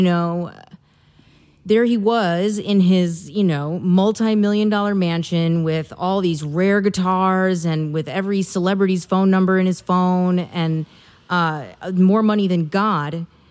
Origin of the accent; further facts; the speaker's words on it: Midwest, United States; I'm a woman and I'm from the Midwest